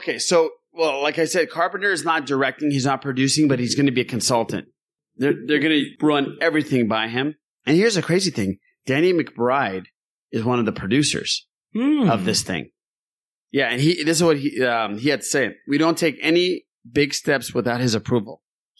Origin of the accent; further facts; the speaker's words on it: Anaheim, California, United States; also born or lived in Claremont/Montclair, California; I grew up in Anaheim. I worked literally 5 minutes from Disneyland in Anaheim, but I live in Claremont, Montclair area, which is 25 minutes from Anaheim.